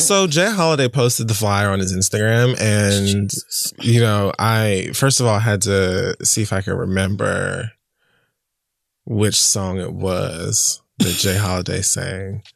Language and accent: English; Jamaica; I'm Jamaican.